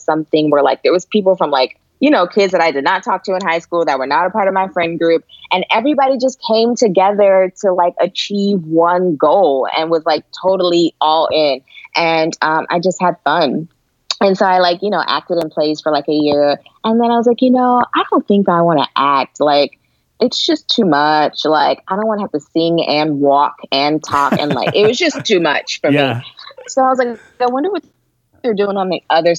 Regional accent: Atlanta, Georgia, United States; I grew up in Atlanta, so it was very hot

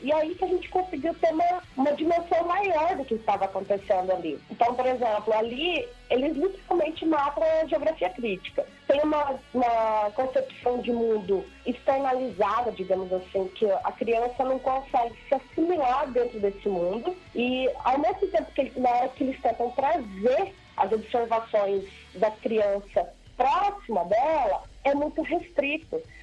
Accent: Mato Grosso do Sul, Brazil; eu nunca saí aqui do Mato Grosso do Sul

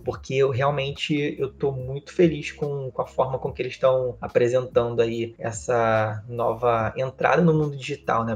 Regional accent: Rio de Janeiro, Brazil; E eu sou criado no Rio de Janeiro, né? Eu nasci na cidade do Rio de Janeiro

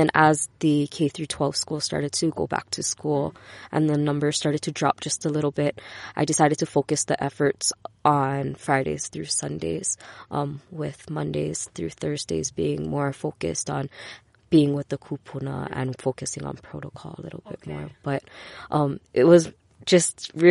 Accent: Honolulu, Hawaii, United States; I was raised by my grandparents in Papako Lea with a bunch of my cousins.

